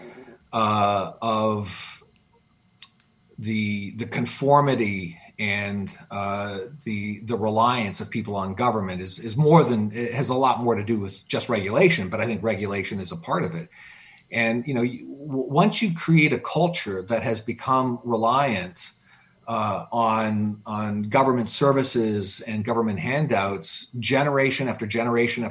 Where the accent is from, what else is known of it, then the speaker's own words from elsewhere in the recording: Canada; now in United States; I am formally Canadian. I haven't lived in Canada in 40 years.